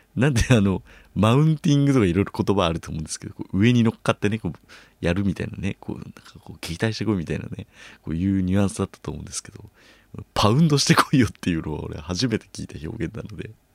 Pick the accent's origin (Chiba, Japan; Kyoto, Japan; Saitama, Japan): Chiba, Japan; now in Tokyo, Japan; 僕がね、千葉出身ってことで